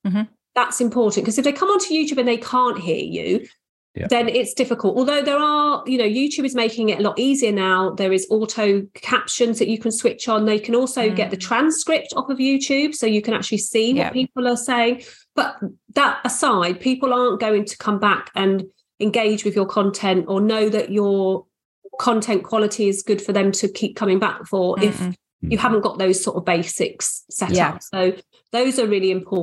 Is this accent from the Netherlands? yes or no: no; Australia; I was born in Australia.